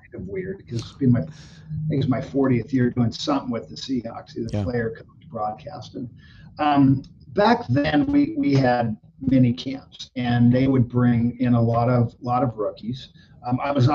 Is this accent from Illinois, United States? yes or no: no; Orange County, California, United States; moved away; also born or lived in Arizona State; I knew Chuck Knox growing up in Orange County